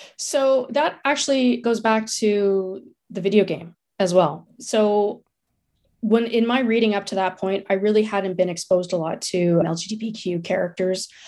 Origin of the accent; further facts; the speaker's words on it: Ottawa, Ontario, Canada; I grew up in Ottawa